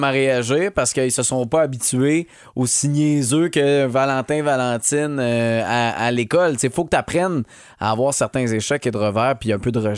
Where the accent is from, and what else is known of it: Montérégie, Quebec, Canada